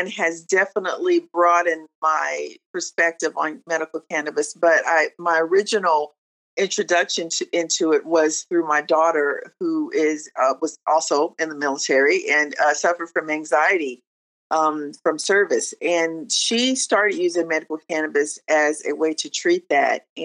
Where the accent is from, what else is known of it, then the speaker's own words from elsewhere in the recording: Oklahoma, United States; Well, um, originally from Oklahoma, um, we are a military family. My father was military, my husband's military. Um, so we traveled a lot. Uh, most of my family is here in Oklahoma.